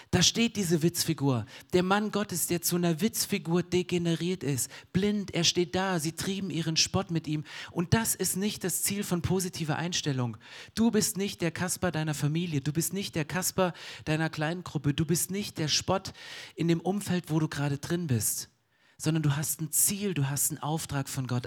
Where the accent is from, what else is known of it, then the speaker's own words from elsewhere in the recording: Germany; ich bin Deutscher